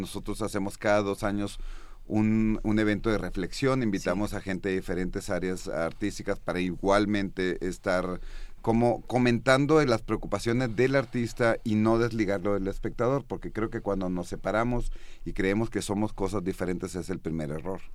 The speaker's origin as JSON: {"language": "Spanish", "country": "Mexico", "said": "soy mexicano"}